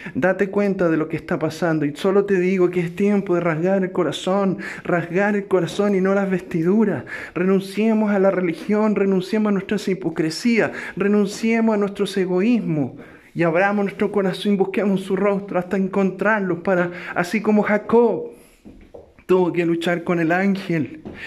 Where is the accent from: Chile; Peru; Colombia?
Chile; mi país, Chile